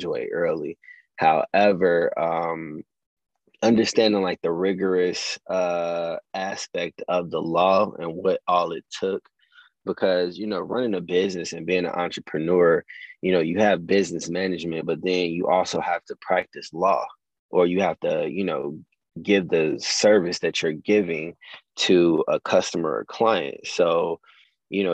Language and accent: English; Chicago, Illinois, United States; also born or lived in Rantoul, Illinois / Champaign, Illinois; I moved back to Chicago, where I'm from, my hometown, Southside.